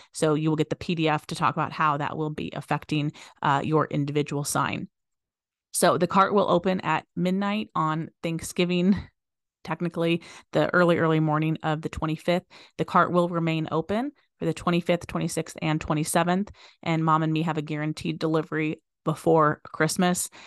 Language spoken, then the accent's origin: English; Las Vegas, Nevada, United States; I was born and raised here in Vegas